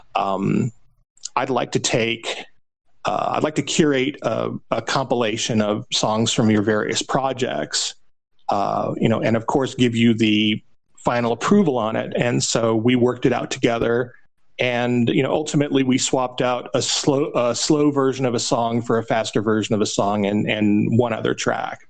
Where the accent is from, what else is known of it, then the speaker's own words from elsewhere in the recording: Phoenix, Arizona, United States; moved away as an adult; also born or lived in Nashville; when I moved from Phoenix, where I was born, to Nashville.